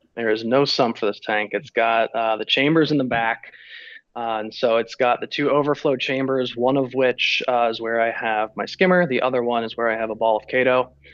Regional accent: Florida, United States; born and raised in Florida, so I've kind of always been around the ocean

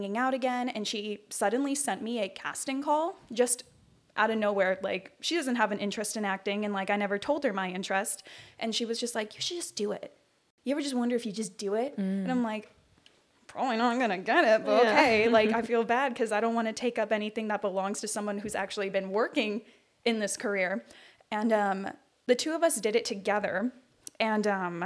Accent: Rancho Cucamonga, California, United States; I am from Rancho Cucamonga, California

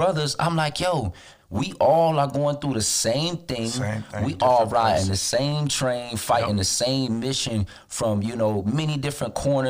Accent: Florida, United States; I live in Florida. I'm from Florida. I haven't really left that much.

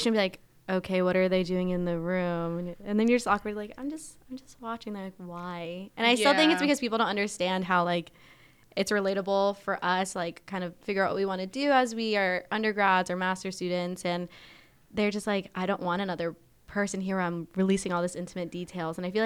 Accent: Florida, United States; also born or lived in Massachusetts; born in Massachusetts, but I, like, consciously have grown up in Florida.

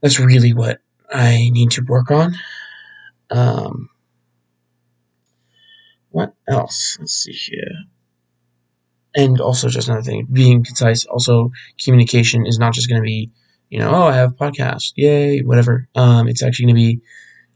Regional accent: Phoenix, Arizona, United States; Born and raised in Arizona, specifically the Phoenix area

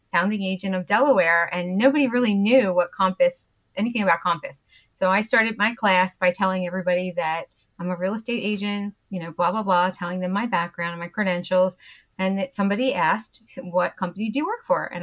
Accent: Ireland; as an Irish person, I it's assumed that I should be able to drink

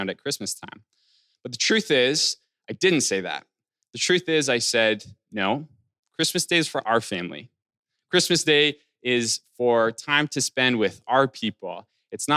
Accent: Alberta, Canada; the town that I'm from, or that I grew up in Alberta.

